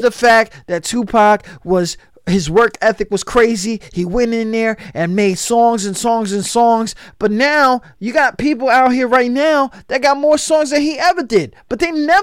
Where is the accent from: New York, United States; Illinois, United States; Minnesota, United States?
New York, United States; I'm from New York, so we wear white t-shirts, shorts, and Tims